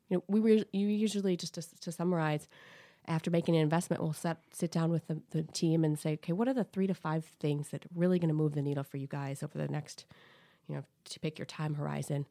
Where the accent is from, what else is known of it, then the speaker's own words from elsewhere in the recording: Saint Paul, Minnesota, United States; So, I grew up in Saint Paul, Minnesota.